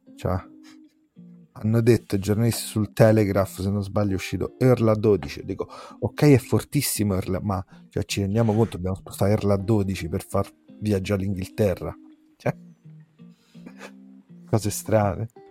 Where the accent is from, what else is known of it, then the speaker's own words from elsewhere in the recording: Rome, Lazio, Italy; si sente il mio accento, sono di Roma